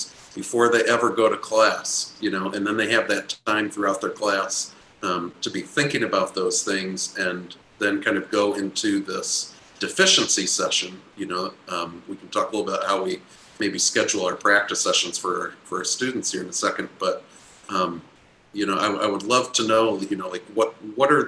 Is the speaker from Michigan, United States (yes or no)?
yes; Michigan, United States; now in Miami, United States; I'm a Michigan boy